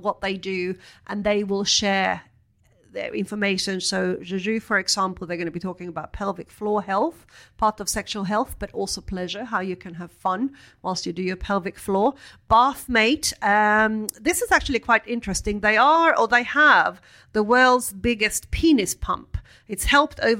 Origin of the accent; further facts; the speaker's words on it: Sweden; now in London, United Kingdom; I was brought up in Sweden